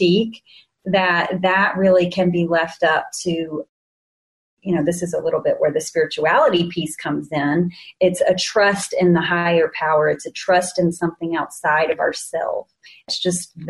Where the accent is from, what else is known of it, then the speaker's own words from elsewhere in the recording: the South, United States; I was, you may hear it in my accent, born in the South. So I grew up in the Bible Belt.